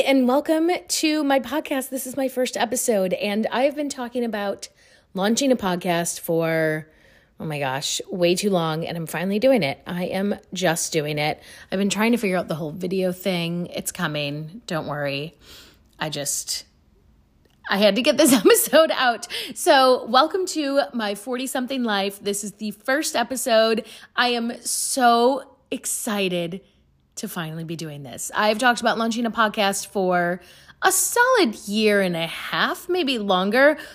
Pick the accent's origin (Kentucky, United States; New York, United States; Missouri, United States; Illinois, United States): Illinois, United States; Chicago; I'm from Chicago